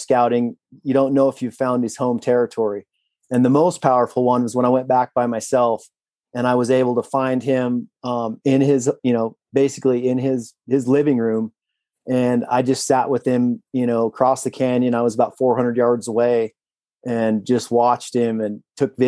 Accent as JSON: {"language": "English", "region": "Southeastern Idaho", "country": "United States", "tie": "born or raised there", "said": "growing up in Southeastern Idaho"}